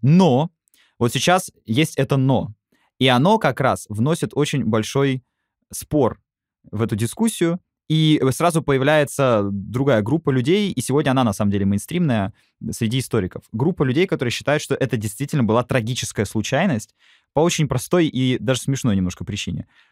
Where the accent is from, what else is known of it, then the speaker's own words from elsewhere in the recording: Moscow, Russia; Я сам как москвич